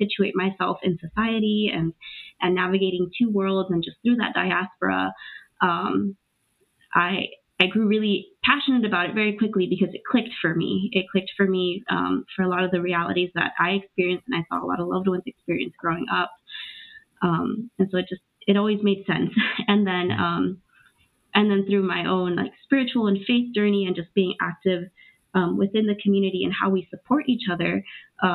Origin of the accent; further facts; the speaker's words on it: Los Angeles, California, United States; also born or lived in Trujillo, Peru; I'm originally born in Trujillo, Peru, and I grew up in Los Angeles, undocumented for many years